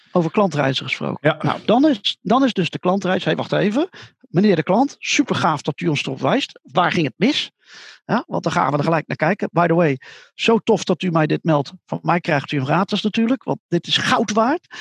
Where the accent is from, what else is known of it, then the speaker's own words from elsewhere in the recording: Netherlands; Ik vertelde dat ik uit Holland kwam